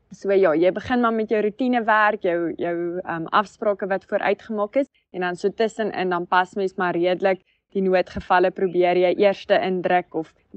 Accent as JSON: {"language": "Afrikaans", "town": "Schweizer-Reneke", "region": "North West", "country": "South Africa", "tie": "born or raised there", "also_born_or_lived": "Onderstepoort / Vryburg", "said": "ek het groot geword so 30 kilos buitekant 'n klein dorpie, 'n plattelandse dorpie, Soizereneke in die Noordwes."}